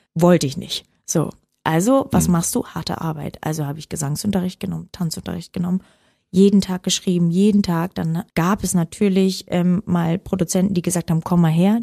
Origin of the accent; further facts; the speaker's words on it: Oranienburg, Brandenburg, Germany; ich bin aufgewachsen im Norden von Berlin, das war Brandenburg